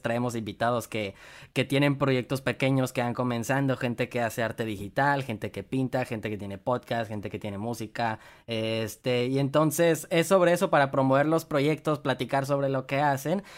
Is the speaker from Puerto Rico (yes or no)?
no; Monterrey, Nuevo León, Mexico; moved away; Yo soy de Monterrey, pero ahorita no me encuentro ahí